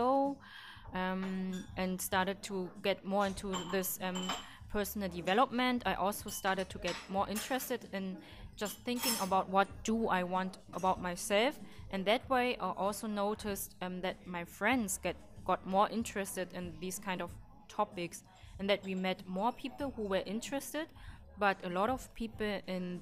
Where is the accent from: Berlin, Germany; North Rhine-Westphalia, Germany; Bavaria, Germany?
Berlin, Germany; I grew also up in Berlin at the same street like Louise